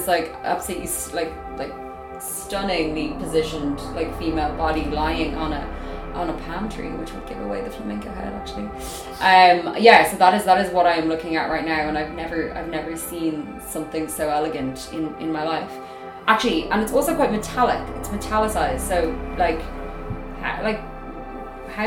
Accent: Ireland; accent: Irish; my Irish accent

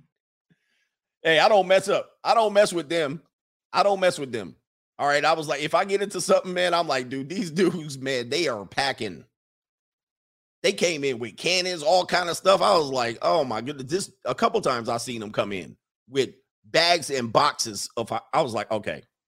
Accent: United States; We come over from America

